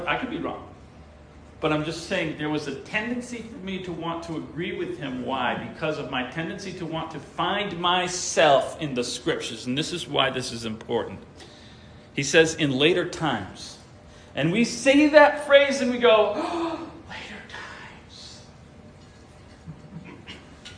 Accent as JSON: {"language": "English", "region": "New York", "country": "United States", "tie": "born or raised there", "said": "it was the congregation where we were when I was born in New York"}